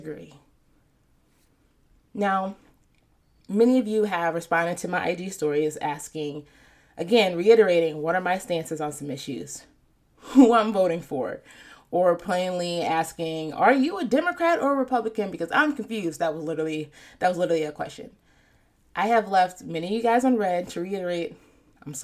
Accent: United States; the country that I'm born in and reap the benefits of. I'm American

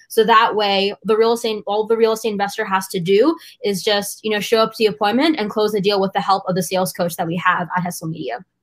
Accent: United States; I was born and raised in the United States, but my family is from India

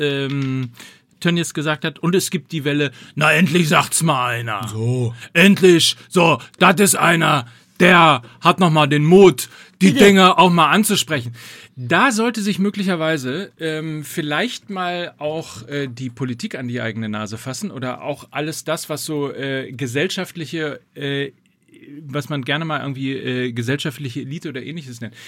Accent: North Rhine-Westphalia, Germany; ich komme ja aus Ostwestfalen

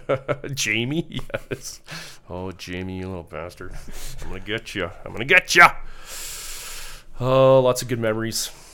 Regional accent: Calgary, Alberta, Canada; I'm from Calgary

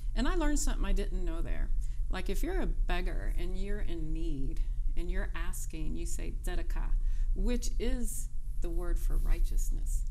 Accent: North Carolina, United States; moved away as an adult; now in Cincinnati, United States; I'm from North Carolina

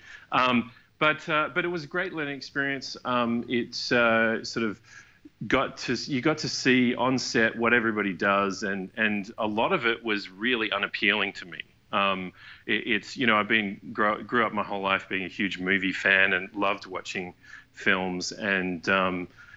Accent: Perth, Western Australia, Australia; moved away as an adult; also born or lived in Vancouver, Canada; we're all from Perth, Australia, we all moved over to Vancouver together

